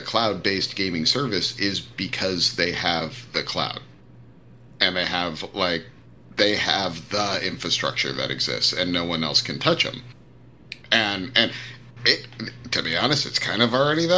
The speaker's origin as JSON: {"language": "English", "country": "United States", "said": "as an American"}